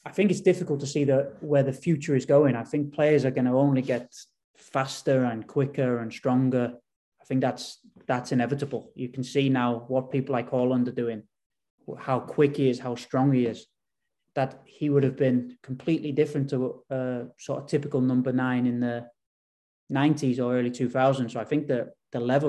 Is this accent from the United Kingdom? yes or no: yes; England, United Kingdom; moved away as an adult; now in Bodø, Norway; growing up in England, being in England sort of my whole life